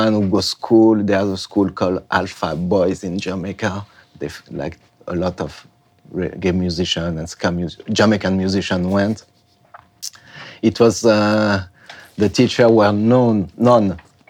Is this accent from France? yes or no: yes; France; English is a second language; also born or lived in Africa; I'm from France, you know, by the way. … I grew up in Africa, I don't know, listening to some reggae too.